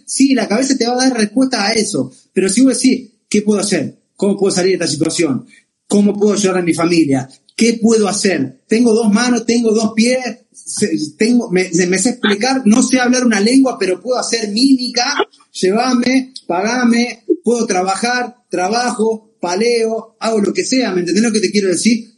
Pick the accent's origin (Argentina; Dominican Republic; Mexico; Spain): Argentina; nosotros somos argentinas